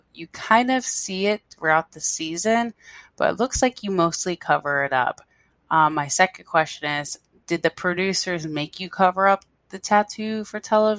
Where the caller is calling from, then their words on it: Honolulu, Hawaii, United States; I'm calling from Honolulu, Hawaii.